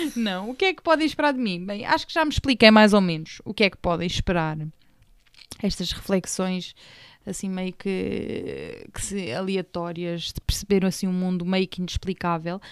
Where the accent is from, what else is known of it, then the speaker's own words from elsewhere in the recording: Portugal; portuguesa portuguesa, papá angolano, mãe retornada.